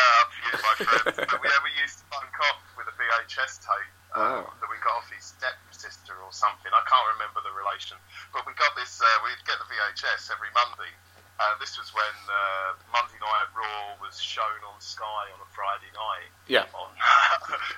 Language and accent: English; Essex, East of England, United Kingdom; I grew up in Essex